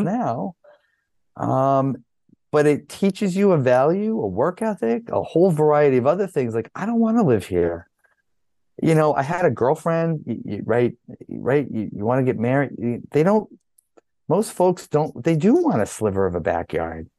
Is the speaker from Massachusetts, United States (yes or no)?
yes; Massachusetts, United States; moved away as an adult; also born or lived in North Carolina; I grew up here, moved back here in 1999